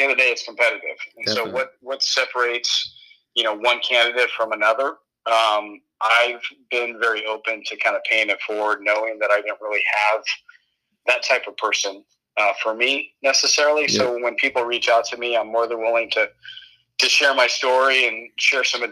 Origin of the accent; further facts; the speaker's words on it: San Diego, California, United States; moved away as an adult; also born or lived in Colorado / Denver; I'm from San Diego originally